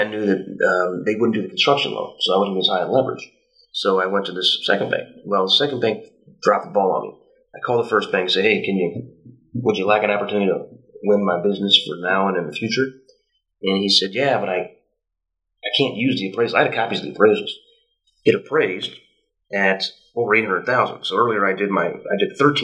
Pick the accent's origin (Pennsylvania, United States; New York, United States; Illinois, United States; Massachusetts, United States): Illinois, United States; Western; I grew up in Western Illinois